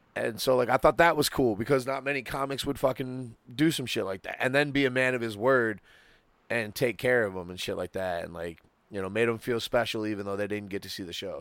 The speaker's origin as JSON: {"language": "English", "town": "Muskegon", "region": "Michigan", "country": "United States", "tie": "born or raised there", "said": "my hometown"}